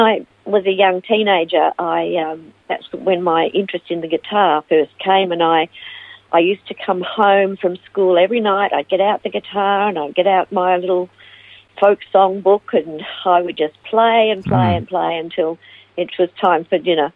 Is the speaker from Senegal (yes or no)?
no; Melbourne, Victoria, Australia; also born or lived in Ivanhoe / United States; now in Phillip Island, Australia; I was born in Ivanhoe and raised in Melbourne